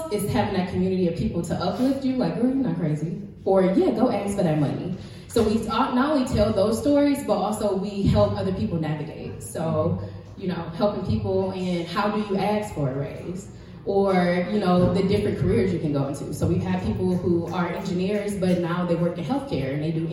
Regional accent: Detroit, Michigan, United States; we are engineers, but we are from Detroit, so it can be a little ghetto.

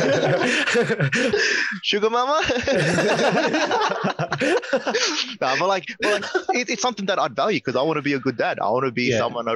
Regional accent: Australia; we're all from Australia

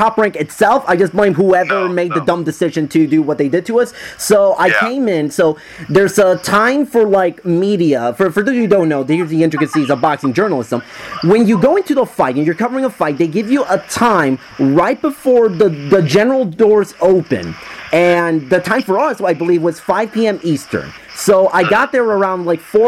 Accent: Puerto Rico; I'm from Puerto Rico, and we don't have Five Guys over there in Puerto Rico

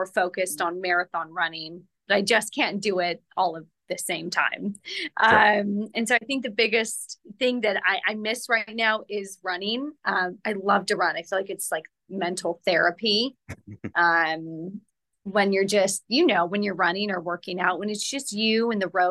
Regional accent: Merced, California, United States; I grew up in Merced, California.

